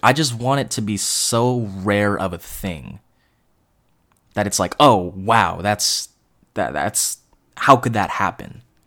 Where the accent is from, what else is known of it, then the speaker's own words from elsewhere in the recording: East Bay, San Francisco Bay Area, California, United States; I'm from the Bay Area, I'm from the East Bay